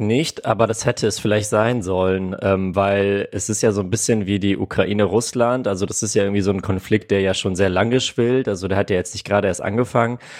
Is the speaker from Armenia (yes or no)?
yes; Armenia; now in Germany; meine Wurzeln liegen in Armenien, ich bin in Armenien geboren, meine Eltern kommen beide aus Armenien